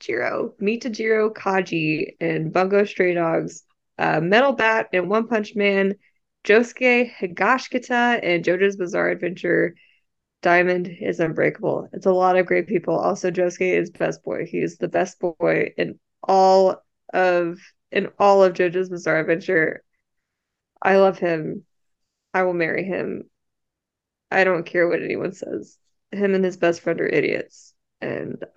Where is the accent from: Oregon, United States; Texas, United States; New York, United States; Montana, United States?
Texas, United States; I am so Texan